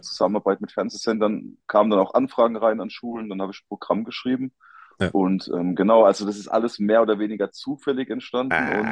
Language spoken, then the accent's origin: German; Rhineland-Palatinate, Germany; ich komme aus der Pfalz, ich wohne mitten in den Weinbergen